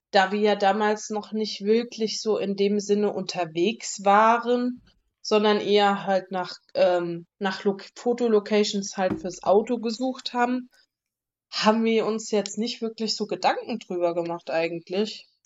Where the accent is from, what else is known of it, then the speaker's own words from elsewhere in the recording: Frankfurt, Hesse, Germany; bin auch aus